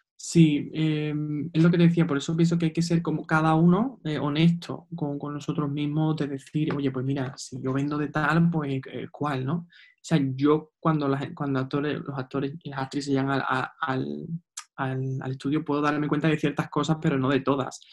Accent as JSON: {"language": "Spanish", "town": "Seville", "region": "Andalusia", "country": "Spain", "said": "soy de Sevilla"}